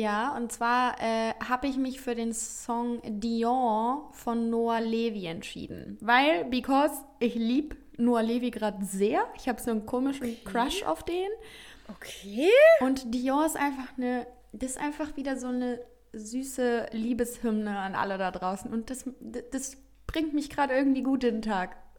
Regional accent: Heinsberg, North Rhine-Westphalia, Germany; meine Heimat. Denn ich mhm. schicke mhm. ganz liebe Grüße ins beschauliche Heinsberg

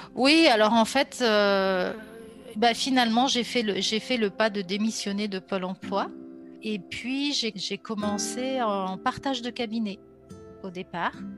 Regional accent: Grenoble, Auvergne-Rhône-Alpes, France; now in Lyon region, France; je suis originaire de Grenoble et euh, J'habite depuis maintenant plus de 30 ans dans la région lyonnaise

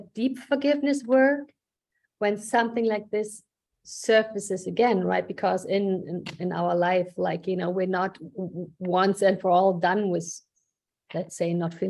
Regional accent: Germany; moved away as an adult; now in United States; You know, I immigrated from Germany to the States actually multiple mm-hmm. times.

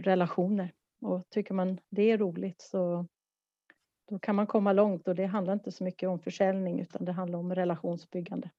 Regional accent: Stockholm, Stockholm County, Sweden; moved away as an adult; now in Malmö, Sweden; Jag är en stockholmare som har bott i Malmö i tjugoett år.

